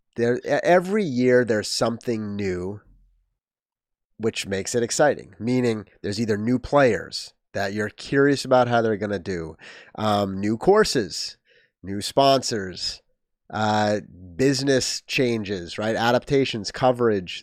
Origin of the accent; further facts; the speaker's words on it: New England, United States; also born or lived in Missouri; Lived he, lived in New England most of my life.